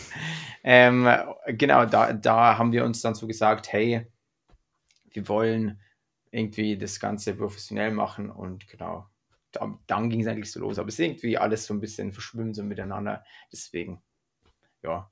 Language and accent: German; Freyung, Bavaria, Germany; bei uns in Freiung, in dem Ort, wo wir aufgewachsen sind